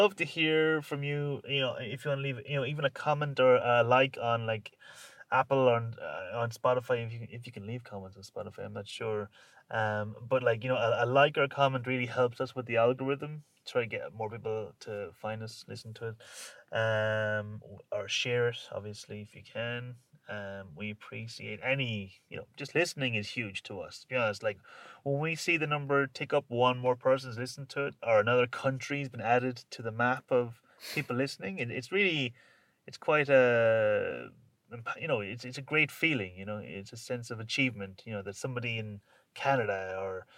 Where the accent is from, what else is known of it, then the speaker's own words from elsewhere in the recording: Ireland; And obviously we're Irish, so we're not British